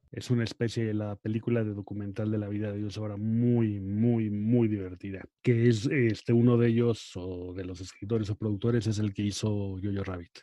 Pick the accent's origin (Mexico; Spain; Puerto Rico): Mexico; Acapulco, Guerrero; de chico, pues, como vivía en Acapulco